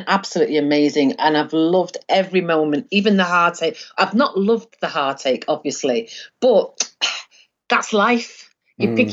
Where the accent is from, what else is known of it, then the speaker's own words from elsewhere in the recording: Manchester, North West England, United Kingdom; also born or lived in Withington, Manchester; I grew up in Hume.